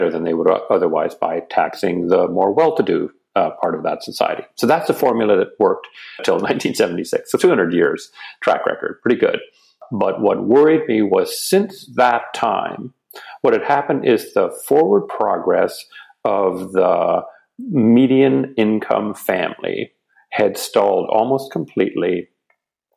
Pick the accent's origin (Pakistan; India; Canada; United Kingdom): Canada; got talked into returning to my home country, which is Canada